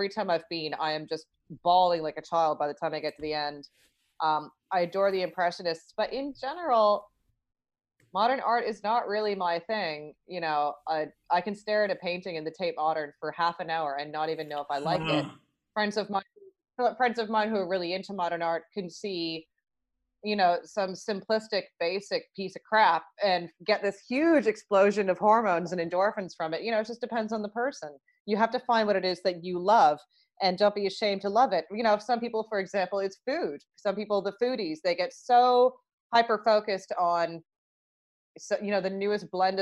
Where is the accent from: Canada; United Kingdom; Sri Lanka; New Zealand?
Canada; Toronto, Ontario; I grew up in Toronto